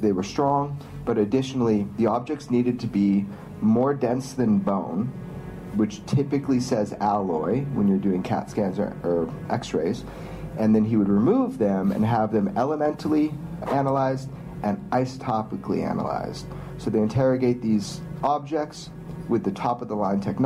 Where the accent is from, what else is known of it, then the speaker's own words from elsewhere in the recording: Pioneertown, California, United States; my hometown, Pioneertown, California